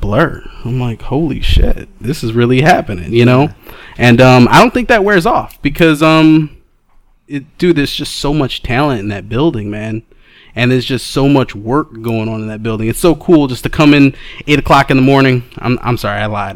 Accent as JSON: {"language": "English", "town": "Detroit", "region": "Michigan", "country": "United States", "said": "I hail from Detroit, Michigan"}